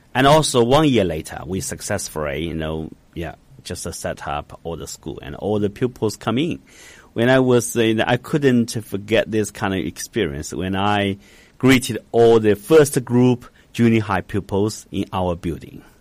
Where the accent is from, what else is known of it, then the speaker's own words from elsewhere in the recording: Hangzhou, Zhejiang, China; English is a second language; I was born in Hangzhou